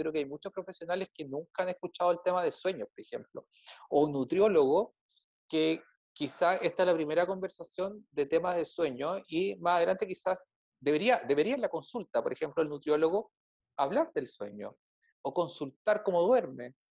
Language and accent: Spanish; Chile; Yo creo que soy el único chileno que no se ha enfermado con la comida mexicana